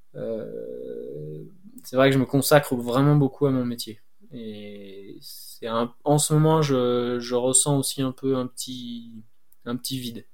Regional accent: Cévennes, Occitania, France; Moi, je suis né dans les Cévennes

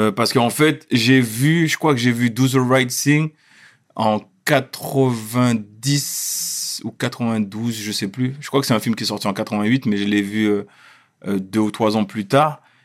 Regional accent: Schoelcher, Martinique; moved away as an adult; also born or lived in Créteil / Fort-de-France / Le Carbet; now in Paris, France; j'ai grandi euh, toute mon enfance et adolescence en Martinique. Après, j'ai glissé à Paris pour mes études.

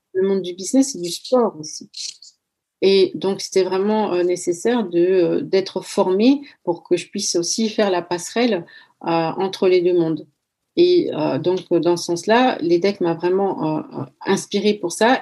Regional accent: France; moved away as an adult; also born or lived in Equatorial Guinea; now in Netherlands; j'ai grandi en France, donc ma personnalité, elle est influencée par la culture française. Mais euh, j'habite aux Pays-Bas maintenant

